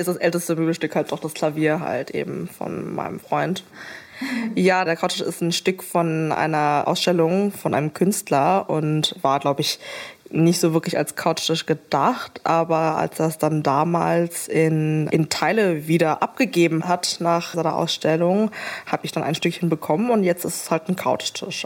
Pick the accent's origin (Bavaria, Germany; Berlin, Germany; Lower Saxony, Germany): Berlin, Germany; bin äh, Berlinerin und bin damals halt eben aus dem elterlichen Haus in Steglitz halt eben nach Mitte gezogen